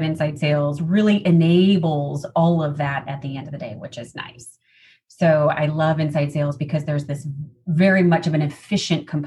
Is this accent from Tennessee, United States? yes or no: no; Chicago, Illinois, United States; moved away as an adult; also born or lived in Seattle; now in Southern California, United States; born and raised in the Midwest in the Chicagoland area suburbs. So still identify as a Midwesterner, even though now being in Southern California